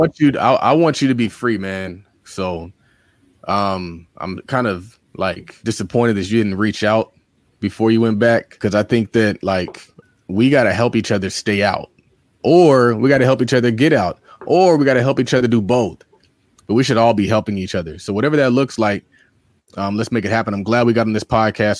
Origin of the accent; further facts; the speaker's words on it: New York City, New York, United States; I'm from Harlem